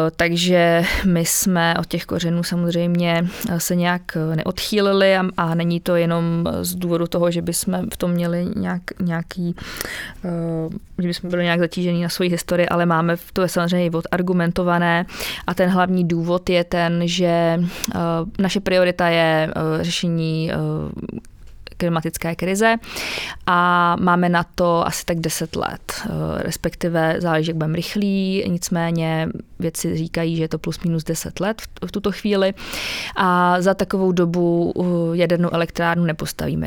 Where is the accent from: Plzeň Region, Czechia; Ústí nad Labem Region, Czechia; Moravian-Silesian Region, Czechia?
Ústí nad Labem Region, Czechia; Chomutov; já třeba zrovna z paneláku pocházím, z Chomutova, z toho uhelného regionu, kde jsme bydleli v pátém patře